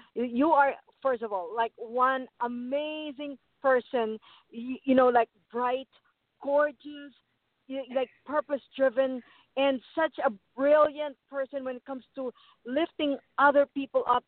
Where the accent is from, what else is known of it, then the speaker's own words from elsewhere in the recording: Philippines; I was born in the Philippines